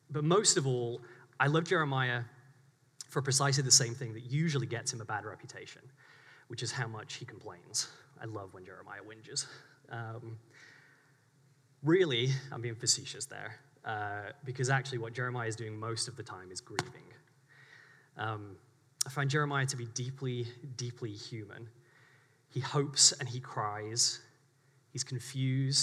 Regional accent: England, United Kingdom; moved away as an adult; also born or lived in St Andrews, Scotland; now in Waco, United States; I was born in England, in the UK

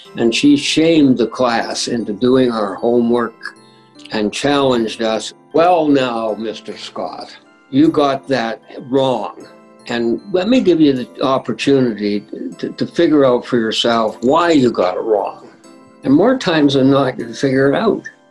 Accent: Winnipeg, Manitoba, Canada; I grew up in St. Vital

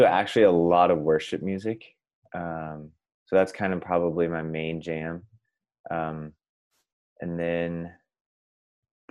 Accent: Wenatchee, Washington, United States; I have lived here my entire life. So that would be, I have to think about that, 25 years.

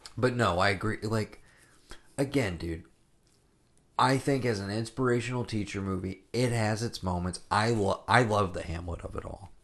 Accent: Japan; moved away; we grew up watching Taxi in Japan

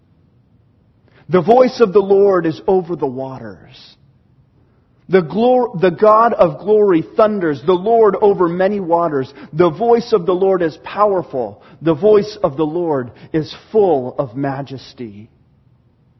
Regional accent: Pacific Northwest, United States; we're from the Pacific Northwest, and we know trees.

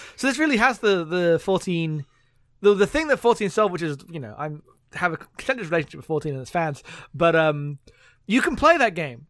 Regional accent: London, United Kingdom; moved away; I grew up in London, so, like, my hometown's like, damn, look at all the, like, gentrification that's happened here

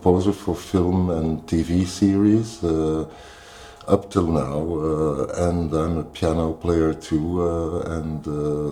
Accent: Brussels, Brussels-Capital Region, Belgium; now in Mechelen, Belgium; I'm from Belgium. I'm from Brussels. I was born in Brussels and living in Mechelen

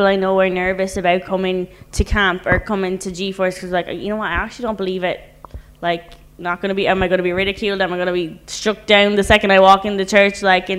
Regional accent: Ireland; That's kind of similar to for me, and I know being Irish, that's kind of a different thing and not something that's super common like that.

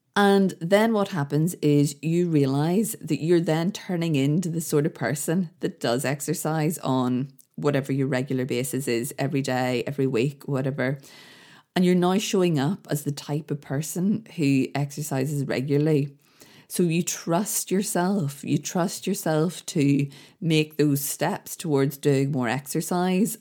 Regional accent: Belfast, Northern Ireland, United Kingdom; when I grew up in Belfast, the place I lived, the street I grew up in, had a real community feel

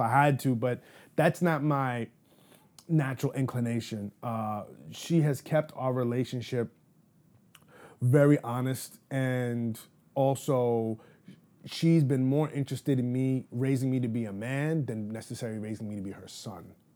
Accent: New York City, New York, United States; I was born and raised in Manhattan in the Upper East Side border of, uh, Upper East Side and East Harlem.

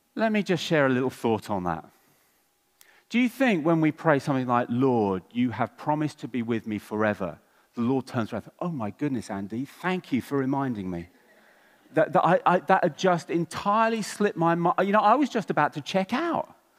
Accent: England, United Kingdom; I'm English

